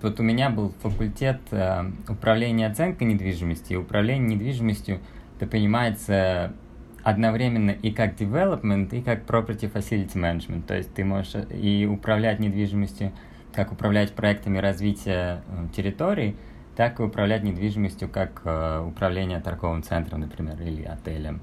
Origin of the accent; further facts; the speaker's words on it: Saint Petersburg, Russia; moved away as an adult; also born or lived in Switzerland / Aspen, Colorado; now in Batumi, Georgia; я вообще э, родился и вырос в Петербурге